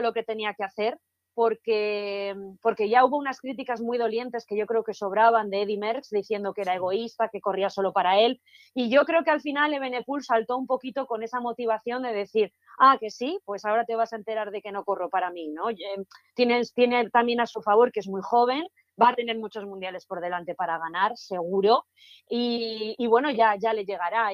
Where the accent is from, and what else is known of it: Spain